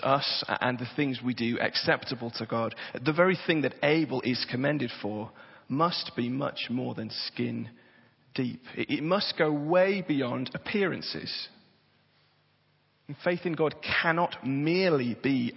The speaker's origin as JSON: {"language": "English", "area": "Tyneside", "region": "North East England", "country": "United Kingdom", "tie": "born or raised there", "said": "I was born and bred on Tyneside"}